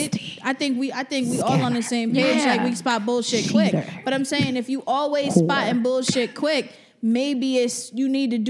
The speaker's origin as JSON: {"language": "English", "region": "New Jersey", "country": "United States", "said": "I'm from Jersey."}